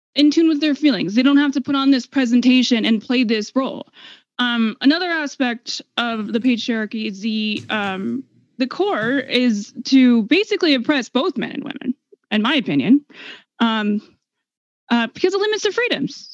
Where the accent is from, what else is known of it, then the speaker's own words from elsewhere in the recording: United States; I'm an American